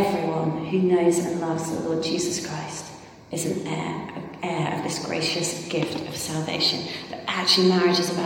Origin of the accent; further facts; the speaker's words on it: Ireland; I'm Irish.